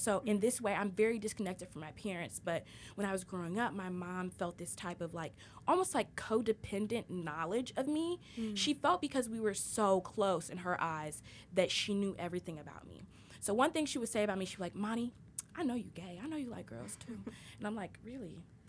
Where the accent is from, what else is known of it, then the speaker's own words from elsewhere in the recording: Trinidad & Tobago; And I'm also ethnically diverse. I'm Trinidadian.